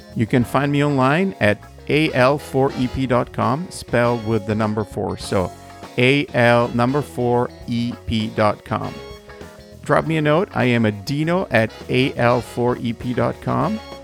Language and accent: English; Italy; moved away; as an Italian, you know, born and raised in Italy